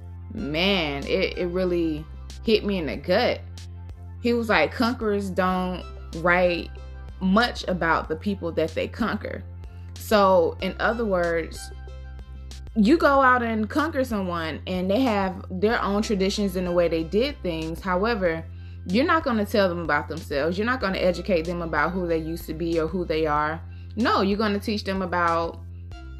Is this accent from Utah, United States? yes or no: no; Georgia, United States; I grew up in the South. I grew up in Georgia.